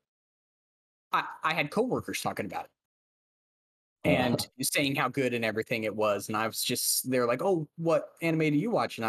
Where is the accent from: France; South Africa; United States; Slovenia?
United States; Central Valley, California; in the Central Valley where I grew up in California